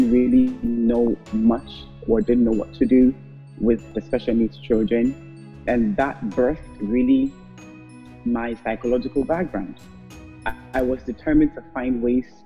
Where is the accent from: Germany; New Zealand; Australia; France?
Germany; moved away as an adult; now in Port Harcourt, Nigeria; My background is Ghanaian German. My parents are Ghanaian, but I grew up in Germany